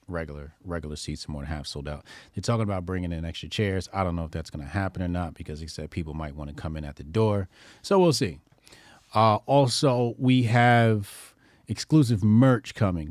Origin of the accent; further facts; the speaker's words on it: New Jersey, United States; we're in Jersey, right? This is my home state